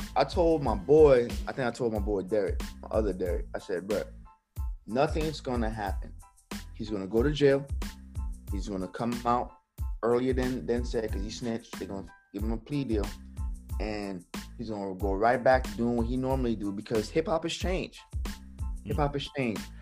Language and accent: English; New York City, New York, United States; when I was growing up in Brooklyn, New York